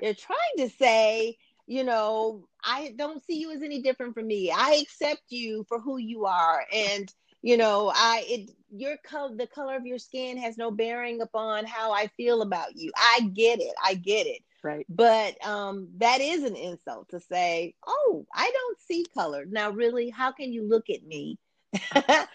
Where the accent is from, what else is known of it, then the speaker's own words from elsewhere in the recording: Champaign, Illinois, United States; I am originally from Champaign, Urbana, Illinois